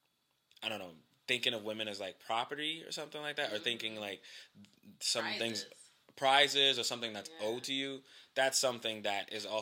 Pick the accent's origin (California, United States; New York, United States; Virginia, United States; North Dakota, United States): New York, United States; New York City; growing up in Brooklyn